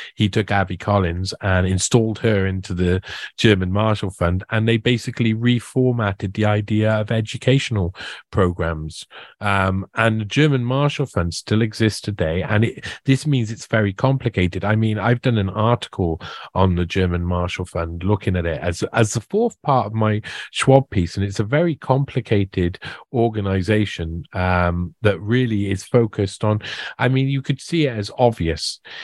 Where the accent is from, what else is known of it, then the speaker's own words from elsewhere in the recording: Wales, United Kingdom; also born or lived in South America; I'm Welsh and we've got our own identity